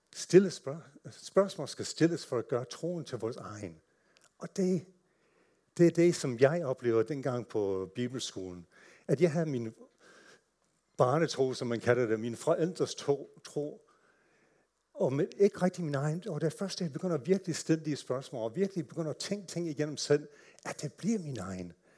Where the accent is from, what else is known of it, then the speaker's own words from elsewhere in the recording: United States; Danish is a second language; moved away as an adult; now in Denmark; er født og opvokset i USA